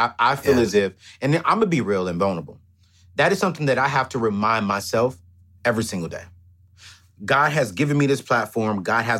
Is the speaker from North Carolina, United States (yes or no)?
yes; Fayetteville, North Carolina, United States; also born or lived in San Diego, California; Man, I come from Fayetteville, North Carolina, San Diego, California. I come from a family of 5 in a 3-bedroom, 1,200-square-foot home, sharing 1 bedroom, my sister and my brother.